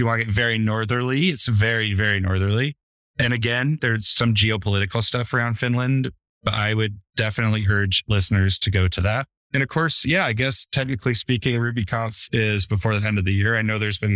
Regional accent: United States; moved away; I'm an American

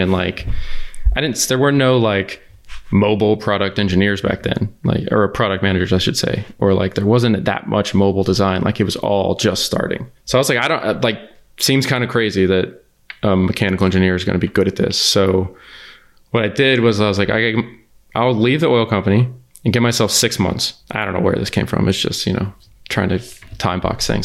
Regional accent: The Woodlands, Texas, United States; I grew up outside of Houston

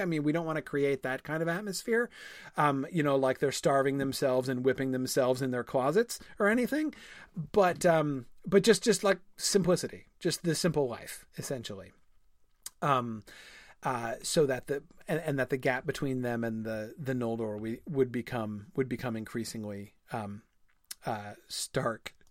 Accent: New England, United States; I grew up in New England

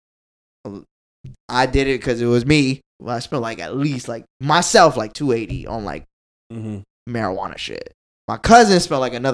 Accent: Orlando, Florida, United States; I'm from Orlando too

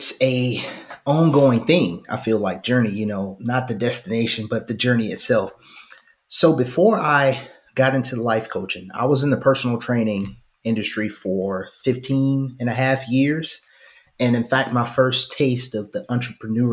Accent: Phenix City, Alabama, United States; also born or lived in Fort Mitchell, Alabama; now in Birmingham, United States; I'm originally from Phoenix City, Alabama, by way of Fort Mitchell

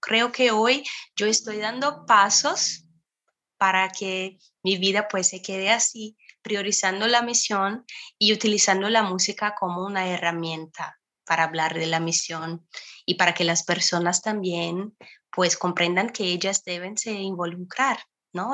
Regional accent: Brazil; Spanish is a second language; yo soy aquí de Brasil

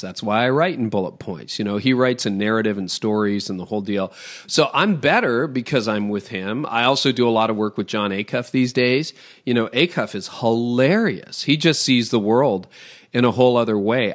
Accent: Toronto, Ontario, Canada; I'm from Toronto

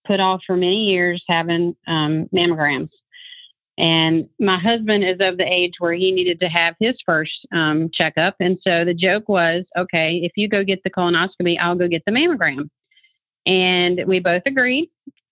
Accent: North Carolina, United States; now in Kennesaw, United States; I grew up in North Carolina

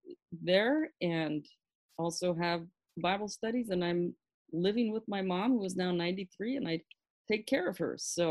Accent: Pakistan; So I grew up in Pakistan, and I went to a missionary boarding school in the north, in the foothills of the Himalayan mountains.

